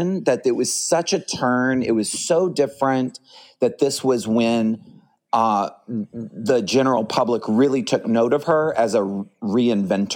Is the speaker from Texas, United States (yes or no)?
yes; Dallas, Texas, United States; now in Houston, United States; you were in Dallas, which is where I'm originally from